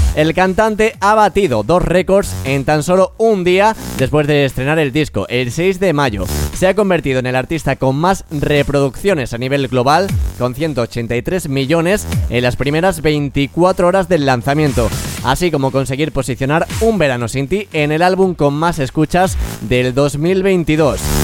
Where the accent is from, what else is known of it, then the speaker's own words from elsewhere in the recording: Extremadura, Spain; yo soy extremeño